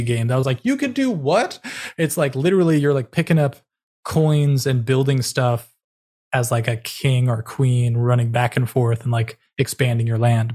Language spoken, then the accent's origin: English; California, United States; moved away; also born or lived in New York City; I'm born and raised in California